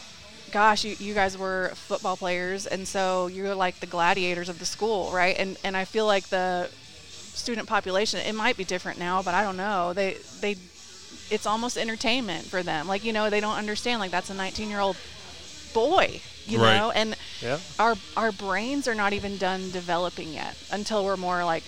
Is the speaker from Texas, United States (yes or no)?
yes; Dallas, Texas, United States; moved away; I'm from Dallas originally.